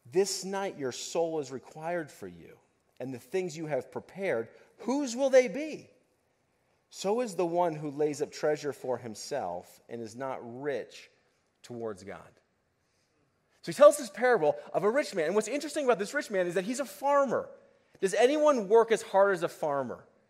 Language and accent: English; United States; living as an American and living where we live as an American